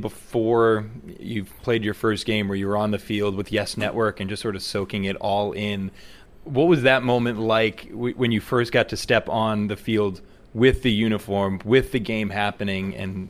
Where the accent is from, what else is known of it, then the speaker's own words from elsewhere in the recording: New Jersey, United States; And as a kid growing up rooting for New York, growing up in New Jersey, we just wanted to know what it was like